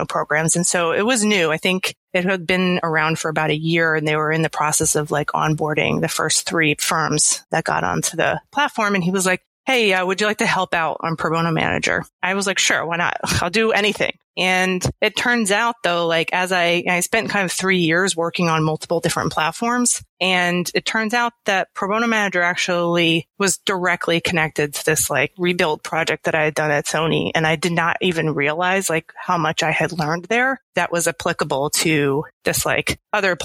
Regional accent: Philadelphia area, New Jersey, United States; also born or lived in Los Angeles; now in New York City, United States; I'm from South Jersey, Philadelphia area

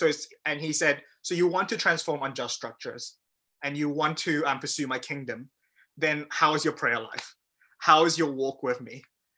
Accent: Malaysia; also born or lived in New Zealand; I grew up in Malaysia and New Zealand

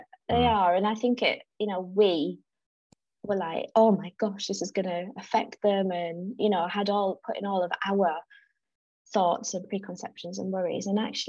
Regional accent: South Africa; And I think it's because I absolutely thrived. I'm really outdoorsy

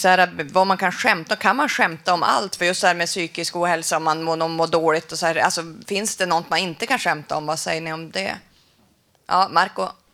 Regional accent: Västerbotten County, Sweden; Jag kommer från Västerbotten

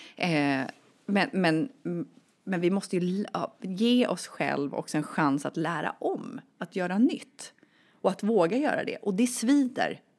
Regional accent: Sweden; jag är född och uppvuxen i Sverige

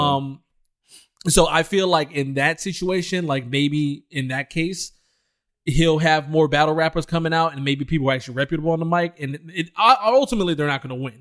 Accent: Detroit, Michigan, United States; I came from Detroit, Michigan

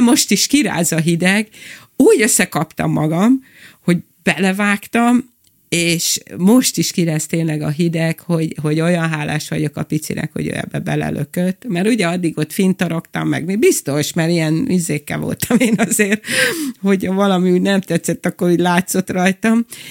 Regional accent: Budapest, Hungary; moved away as an adult; also born or lived in Kispest; now in Lake Balaton, Hungary; Van a zugló, mert ott nőttem fel

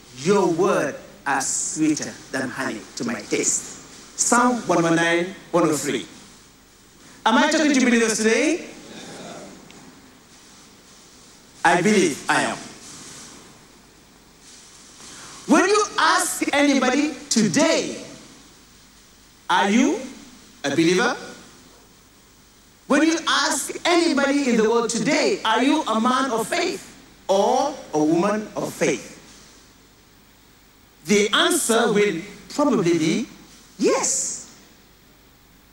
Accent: Senegal; now in Nigeria; I come from the country of Jollof rice. Yes. Where I was born is called Jollof

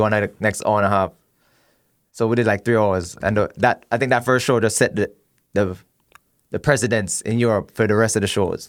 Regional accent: Miami, Florida, United States; Growing up in Miami

